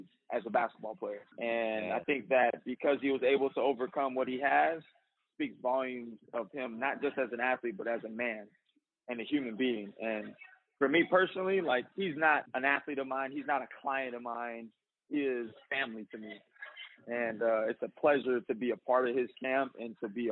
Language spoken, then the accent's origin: English; Bay Area, California, United States; I was born in the Bay Area, you know, so I got a little Bay Area swag to me